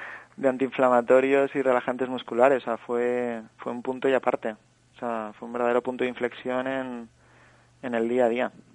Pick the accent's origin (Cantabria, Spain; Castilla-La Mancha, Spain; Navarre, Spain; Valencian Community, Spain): Valencian Community, Spain; Valencia; moved away as an adult; also born or lived in Barcelona / Australia; soy de Valencia